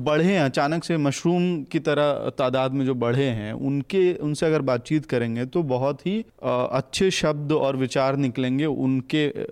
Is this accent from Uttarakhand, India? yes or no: yes; Dehradun, Uttarakhand, India; एक छोटे से शहर में देहरादून में हमारे शहर में